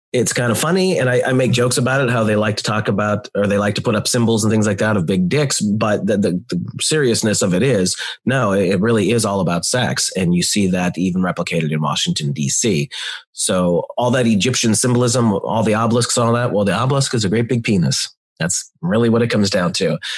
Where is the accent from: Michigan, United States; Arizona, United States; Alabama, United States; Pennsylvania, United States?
Pennsylvania, United States; moved away as an adult; now in Louisiana, United States; I'm from Pennsylvania, but I've been living in Louisiana for almost ten years